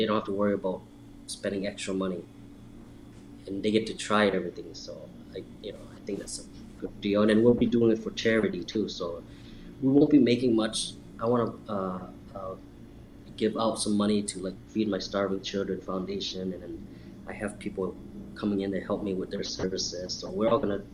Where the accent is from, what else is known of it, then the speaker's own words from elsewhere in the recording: Laos; now in Chicago, United States; I'm from Laos